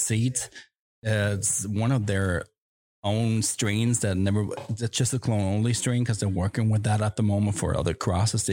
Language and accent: English; Germany; moved away as an adult; now in Amsterdam, Netherlands; when I was back in Germany because I'm half American, half German.